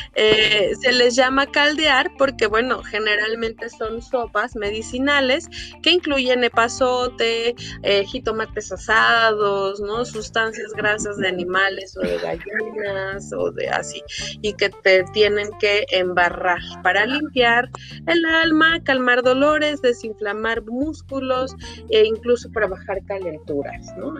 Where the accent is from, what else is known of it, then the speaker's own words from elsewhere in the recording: Mexico; nosotros como mexicanos eh, conocemos este ritual